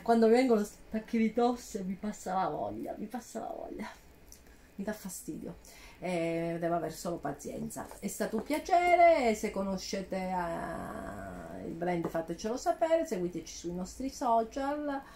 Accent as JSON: {"language": "Italian", "region": "Calabria", "country": "Italy", "said": "vengo dalla Calabria"}